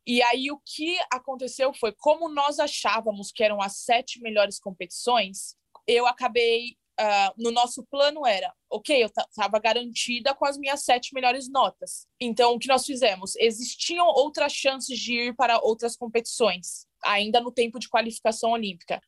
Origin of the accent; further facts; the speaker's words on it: Santo André, São Paulo, Brazil; moved away as an adult; also born or lived in São Bernardo do Campo / Calgary; now in United States; Nasci em São Bernardo do Campo, mas morei quase a minha vida inteira uhum. em Santo André no ABC Paulista.